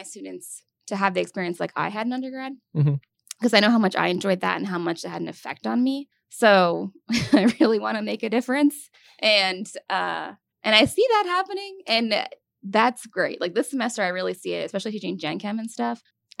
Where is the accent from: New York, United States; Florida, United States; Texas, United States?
New York, United States; Glens Falls; So I grew up in upstate New York. So Glens Falls, New York, which is, it's basically an hour north of the capital, which is Albany.